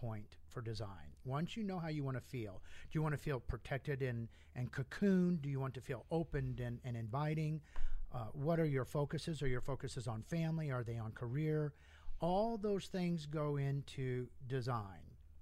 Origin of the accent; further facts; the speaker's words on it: Indiana, United States; moved away as an adult; also born or lived in New York City / Europe; now in Las Vegas, United States; I was born and raised in Indiana